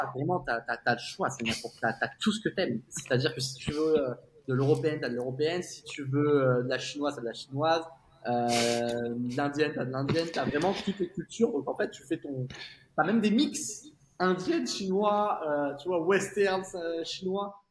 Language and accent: French; south of France, France; moved away as an adult; now in Singapore; on est originaire du sud de la France